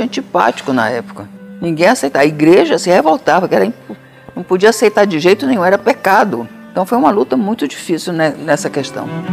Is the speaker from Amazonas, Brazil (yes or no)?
yes; Amazonas, Brazil; do Amazonas, que era minha terra